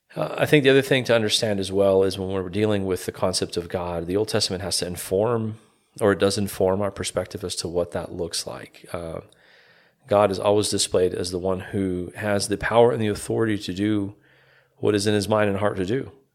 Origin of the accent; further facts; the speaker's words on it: Calgary, Alberta, Canada; moved away as an adult; also born or lived in Toronto, Canada; now in Evansville, Indiana, United States; born and raised in Calgary, Canada, uh, Calgary, Alberta, Canada.